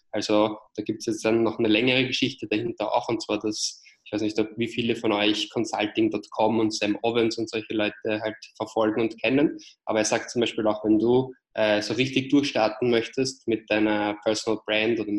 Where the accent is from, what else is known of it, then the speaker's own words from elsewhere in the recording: Vienna, Austria; accent: Austrian; wie ihr vielleicht an meinem kleinen äh, Akzent hört, bin ich ursprünglich aus Wien, aus Österreich. Ähm, habe deswegen halt auch diesen Ösi-Akzent